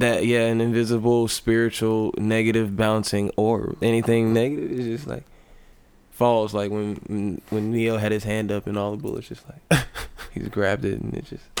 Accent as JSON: {"language": "English", "region": "the South", "country": "United States", "said": "I come from the South, which is of generally a Baptist uh, grown"}